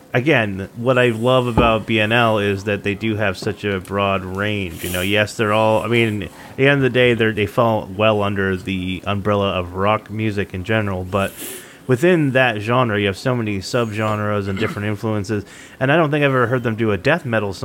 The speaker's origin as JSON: {"language": "English", "region": "Maine", "country": "United States", "tie": "born or raised there", "said": "I grew up in Central Maine. And when I say Richard Stans, I think that I, to people outside of New England, I probably sound like I have a New England accent. To people in New England, I apparently sound like I have a Canadian accent."}